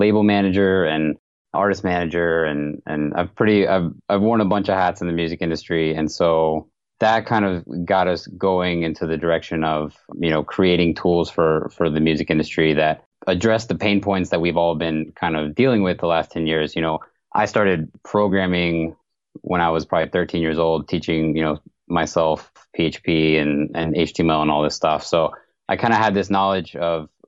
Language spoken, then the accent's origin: English; Atlanta, Georgia, United States; moved away as an adult; now in Pittsburgh, United States; I was born and raised in Atlanta.